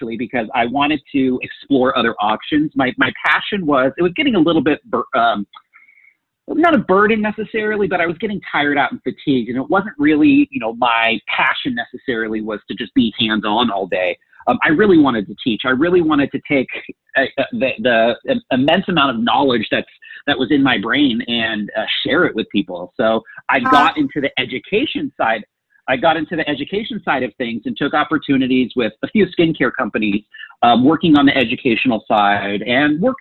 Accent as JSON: {"language": "English", "area": "Bay Area", "region": "Northern California", "country": "United States", "tie": "born or raised there", "also_born_or_lived": "Silicon Valley / San Francisco", "moved": "yes", "lives_now": "Arizona, United States", "said": "Growing up in the Bay Area"}